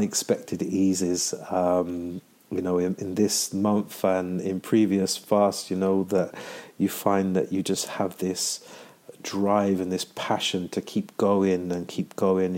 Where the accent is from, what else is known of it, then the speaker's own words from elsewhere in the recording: London, United Kingdom; I am from London.